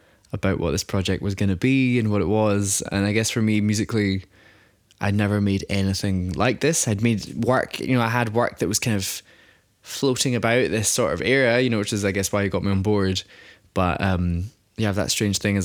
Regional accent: Greenock, Scotland, United Kingdom; now in Glasgow, United Kingdom; born in Greenock and now based in Glasgow

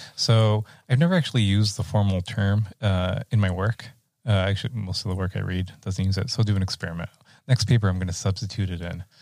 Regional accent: Rio Grande Valley, Texas, United States; growing up in the Rio Grande Valley and I'm in a ninety percent uh, Mexican-American community

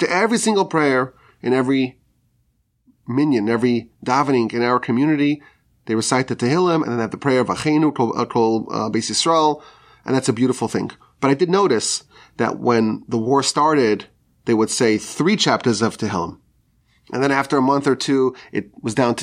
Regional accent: United States; as American Jews

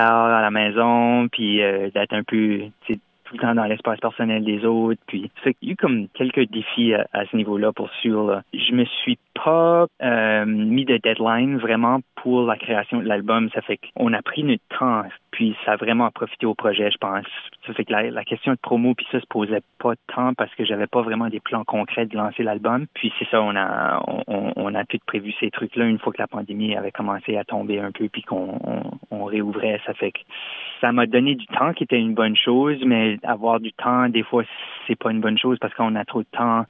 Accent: Moncton, New Brunswick, Canada; accent: Chiac; first language French (Chiac); je suis originaire de Moncton au Nouveau-Brunswick

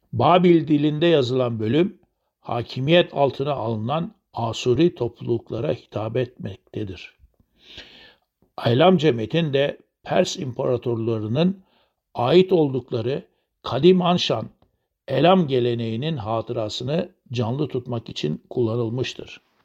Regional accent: Turkey

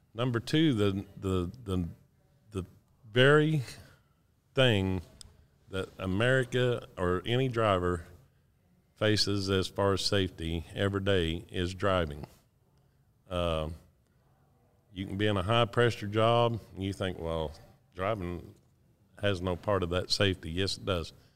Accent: Decatur, Texas, United States; I'm from Decatur, Texas

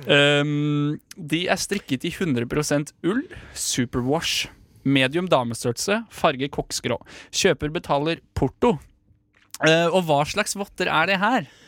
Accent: Drammen, Buskerud, Norway; Det er en dame fra Drammen, eh, faktisk mitt, min hjemby.

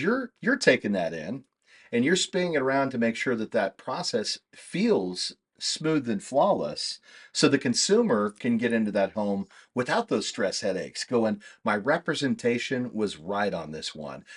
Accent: Kansas, United States; moved away; I'm from Kansas originally

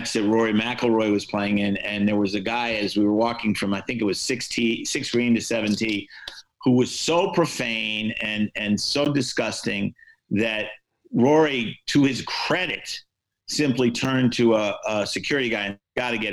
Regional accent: United States

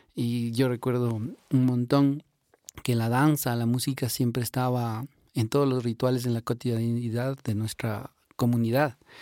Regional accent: Imbabura, Ecuador; somos de acá de Ecuador, de Sudamérica. Vivimos sobre la cordillera de los Andes, en este lugar mágico para, para nosotros. Eh, vivimos dentro de la comuna quichua de Turbuku, que es una comunidad que está en el cantón Cotacachi, en la provincia de Imbabura.

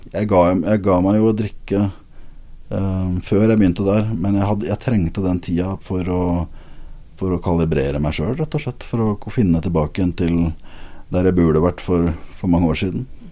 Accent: Lillestrøm, Akershus, Norway; now in Agder, Norway; jeg kommer jo ikke fra Sørlandet, det er jo lett å høre, men, men, hjertet mitt er sørlandsk. Eh, jeg er opprinnelig fra Lillestrøm

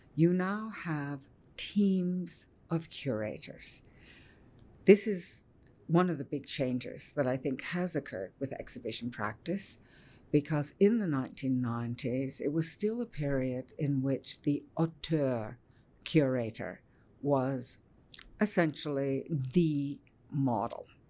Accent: Ottawa, Ontario, Canada; growing up in Ottawa

